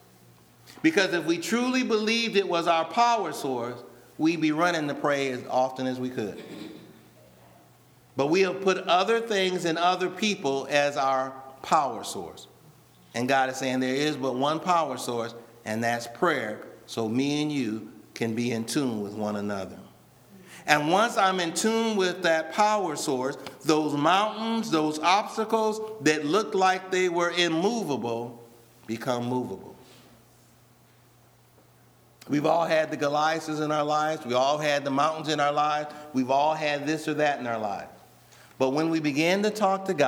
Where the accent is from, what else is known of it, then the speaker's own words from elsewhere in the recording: Rockford, Illinois, United States; when I was younger and I'm growing up in Rockford